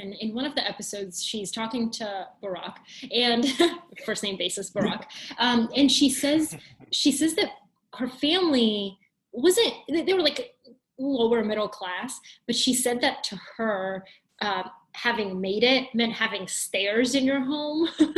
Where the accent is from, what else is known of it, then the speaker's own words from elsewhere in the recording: Georgia, United States; English is a second language; moved away as an adult; also born or lived in Bulgaria; now in New York City, United States; being an immigrant growing up in Georgia, going to the University of Georgia, and now living in New York City